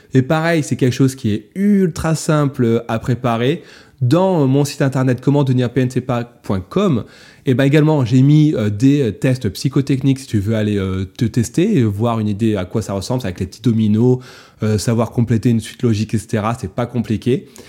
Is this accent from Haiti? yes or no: no; France; chez nous, en France